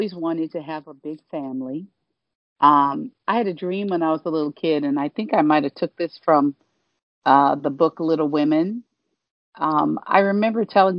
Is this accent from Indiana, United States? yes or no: yes; Gary, Indiana, United States; moved away as an adult; also born or lived in Michigan; now in Los Angeles, United States; my hometown of Gary, Indiana